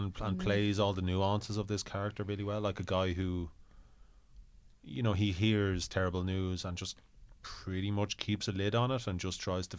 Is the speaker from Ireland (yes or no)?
yes; Ireland; as Irish people